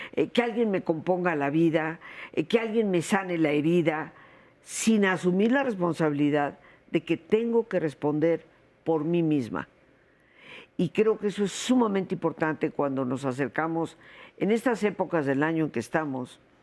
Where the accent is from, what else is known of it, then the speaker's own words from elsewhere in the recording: Mexico; yo soy mexicana, mexicana de 300 años atrás, no, recién venida